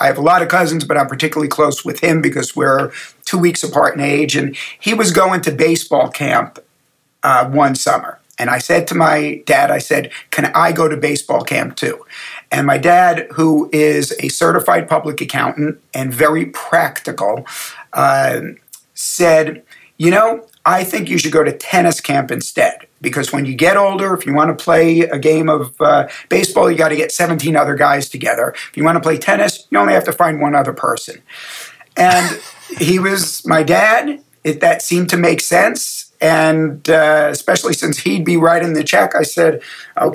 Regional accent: United States; moved away; I grew up in the New York, New Jersey area

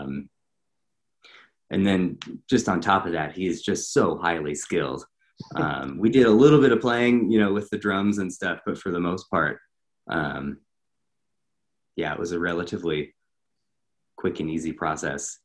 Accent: Montana, United States; moved away as an adult; now in Atlanta, United States; I grew up in Montana, and I was living in Montana at the time. And uh, I moved down here um, about exactly a year ago.

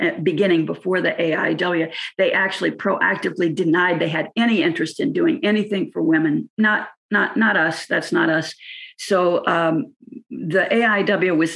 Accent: California, United States; when I was a student from California

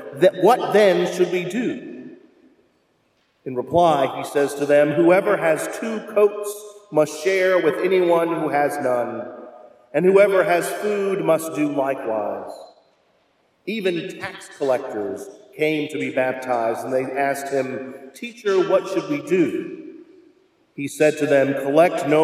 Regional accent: Louisville, Kentucky, United States; moved away; My hometown of Louisville

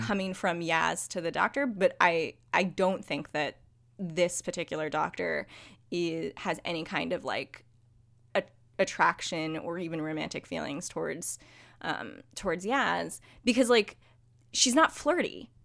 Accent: United States; as an American

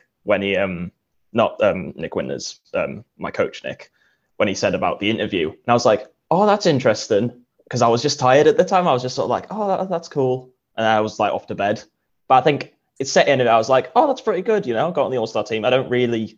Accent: Durham, North East England, United Kingdom; I come from Gilesgate, Durham

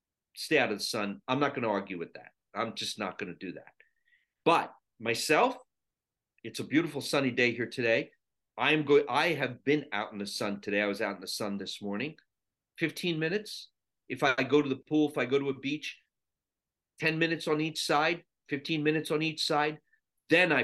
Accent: Sri Lanka; moved away; I was born in Sri Lanka, and 60% of the country is Buddhist.

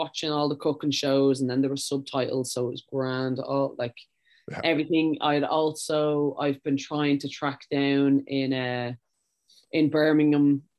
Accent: Ireland; moved away as an adult; also born or lived in Sweden

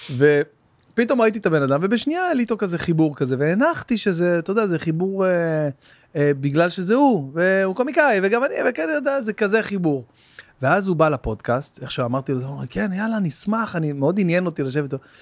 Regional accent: Bat Yam, Tel Aviv District, Israel; also born or lived in Jerusalem; עברנו מירושלים ל, אה, לבת ים, שהייתי מכיתה ב'

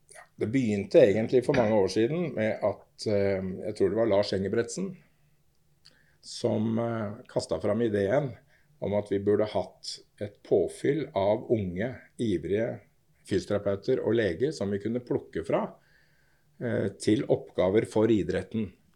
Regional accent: Oslo, Norway; jeg er fra Torshov. Torshau, som vi sier.

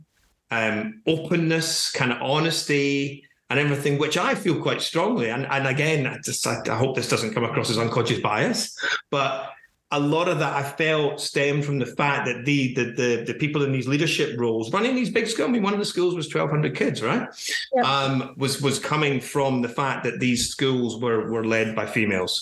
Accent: Glasgow, Scotland, United Kingdom; now in England; We're moving back to Glasgow in the new year

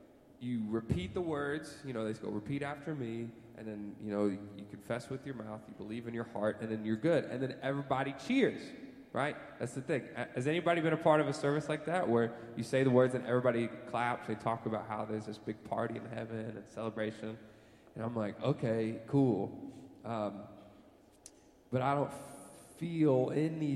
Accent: United States; I was born in America

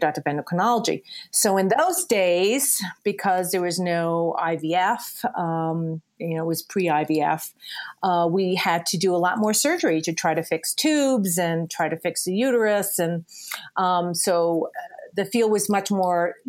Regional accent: New York City, New York, United States; moved away as an adult; also born or lived in Connecticut / Princeton, New Jersey; now in Littleton, United States; I originally from New York City. I grew up in New York and went to school.

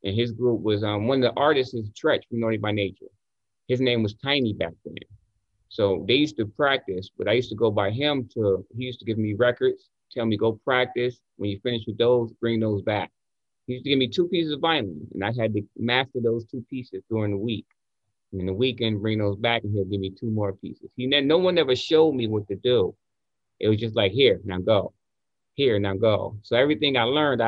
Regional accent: Newark, New Jersey, United States; moved away as an adult; also born or lived in New York; Born and raised. Yes. Born and raised in Newark, New Jersey, to be exact

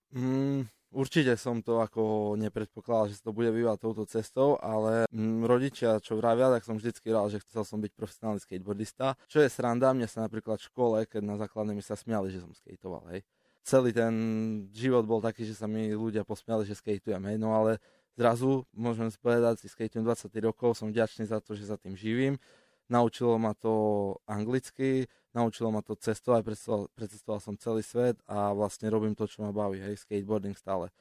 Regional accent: Košice, Košice Region, Slovakia; sme tu z Košic cestovali

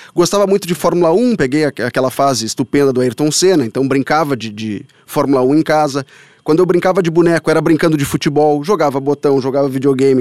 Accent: Bagé, Rio Grande do Sul, Brazil; also born or lived in São Borja; Nasci em São Borja, mas me criei em Bagé e lá me formei.

